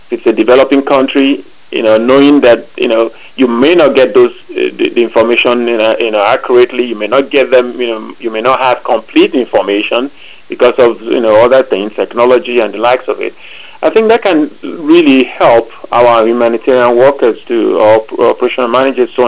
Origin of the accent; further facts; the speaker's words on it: Nigeria; now in United States; I grew up in Nigeria